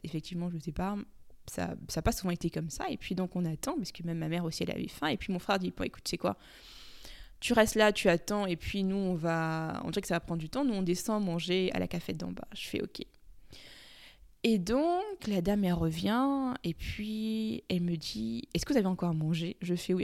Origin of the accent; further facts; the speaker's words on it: Cameroon; comme on dit chez nous au Cameroun